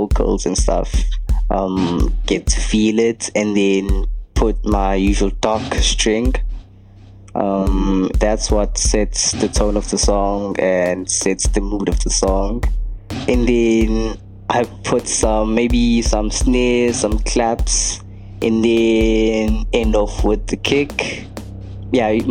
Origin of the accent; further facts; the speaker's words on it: Durban, KwaZulu-Natal, South Africa; I'm a South African DJ, producer, sound engineer, record label owner. Yeah, I live in Durban, South Africa.